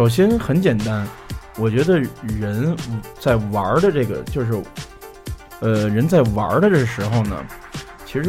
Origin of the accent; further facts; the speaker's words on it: China; 因为我是中国人。